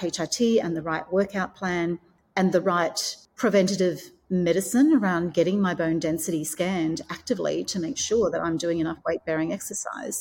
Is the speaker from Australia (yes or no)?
yes; Australia; moved away as an adult; also born or lived in Hong Kong; So I have recently moved from Hong Kong back to my home country of Australia